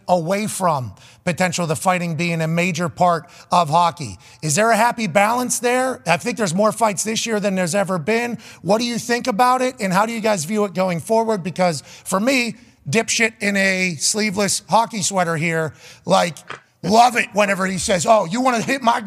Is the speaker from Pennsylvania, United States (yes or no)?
yes; Pittsburgh, Pennsylvania, United States; I grew up in Pittsburgh